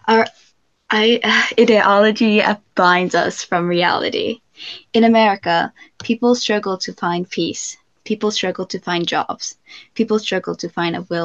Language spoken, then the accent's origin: English; California, United States; I'm from California, specifically in the U.S.